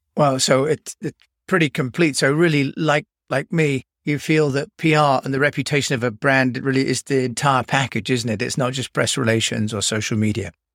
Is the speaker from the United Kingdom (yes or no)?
yes; United Kingdom; I'm British